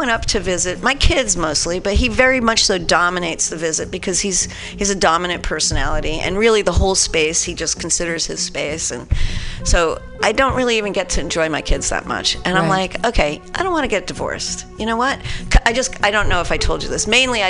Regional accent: New Jersey, United States; I'm from New Jersey.

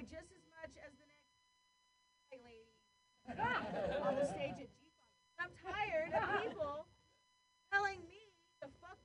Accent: Ohio, United States; now in San Francisco, United States; I grew up with lesbian parents in Ohio

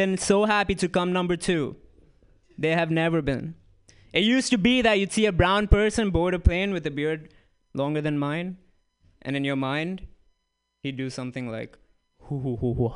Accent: Dubai, United Arab Emirates; moved away as an adult; also born or lived in Bloomington, Indiana; now in United States; I'm Indian. Purebred. I'm not from here, though. I grew up in Dubai, came here a couple years ago

